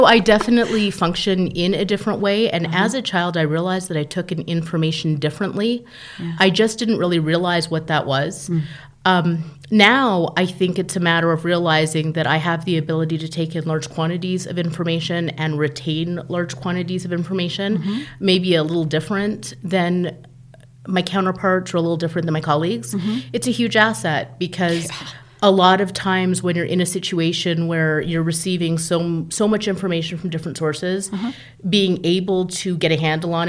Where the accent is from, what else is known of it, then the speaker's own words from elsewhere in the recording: Calgary, Alberta, Canada; now in California, United States; I am actually born in Calgary, Alberta, Canada